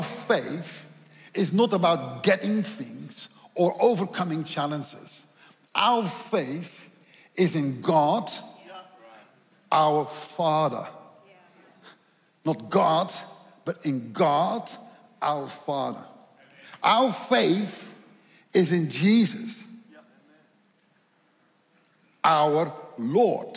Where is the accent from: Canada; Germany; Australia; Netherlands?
Netherlands; accent: Dutch; English is a second language; my accent is Dutch